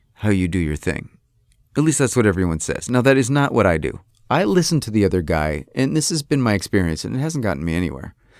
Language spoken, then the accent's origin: English; Rochester, New York, United States; moved away; I'm from Rochester, New York